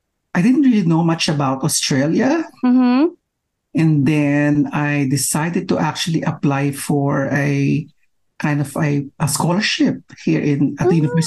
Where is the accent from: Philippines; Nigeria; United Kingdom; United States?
Philippines; moved away as an adult; I'm originally from the Philippines